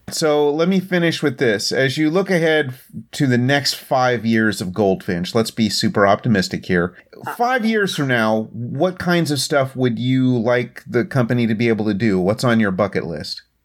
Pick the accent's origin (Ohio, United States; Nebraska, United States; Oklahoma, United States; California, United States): Oklahoma, United States; moved away; it really reminds me of Oklahoma, where I came of age